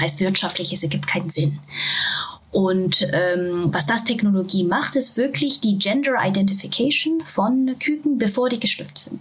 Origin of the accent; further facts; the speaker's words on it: Japan; German is a second language; now in Germany; Ich bin ursprünglich aus Japan, das heißt, äh, Deutsch ist leider nicht meine Muttersprache